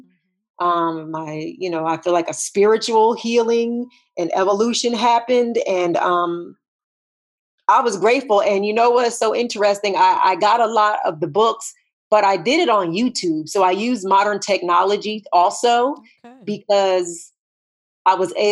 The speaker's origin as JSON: {"language": "English", "region": "New Jersey", "country": "United States", "tie": "born or raised there", "said": "I grew up in New Jersey"}